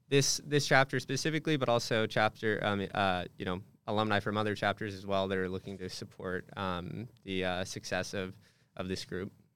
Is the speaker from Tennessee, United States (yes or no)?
no; Hemet, California, United States; moved away as an adult; also born or lived in Santa Barbara; I'm from a little, little town in Southern California called Hammett, California.